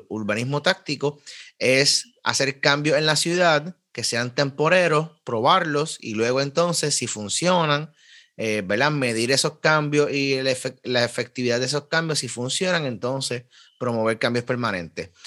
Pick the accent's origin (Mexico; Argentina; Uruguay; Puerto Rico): Puerto Rico; Carolina; al lado de, donde me crié, en en la Sánchez Osorio, eso sí, hay un bike shop